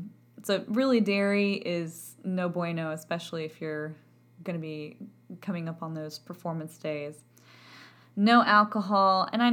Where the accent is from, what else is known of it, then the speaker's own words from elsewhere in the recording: Texas, United States; accent: Texan; A, because of my accent. I'm from Texas, and my accent had a lovely time of affecting my vowel production